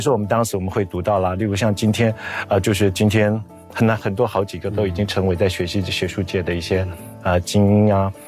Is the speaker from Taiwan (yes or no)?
yes; Taiwan; moved away; 我回台湾， 到东华大学教书